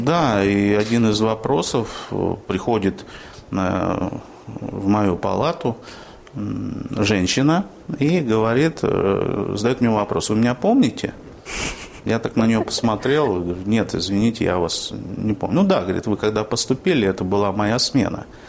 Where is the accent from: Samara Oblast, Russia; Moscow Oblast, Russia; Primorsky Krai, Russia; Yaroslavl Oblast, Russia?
Yaroslavl Oblast, Russia; Yaroslavl; born or raised there; moved away as an adult; now in Orenburg, Russia